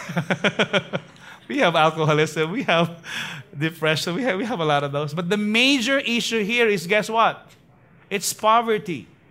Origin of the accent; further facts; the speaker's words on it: Manila, Metro Manila, Philippines; I was born actually in Tondo, uh, in a place called Clinica Arellano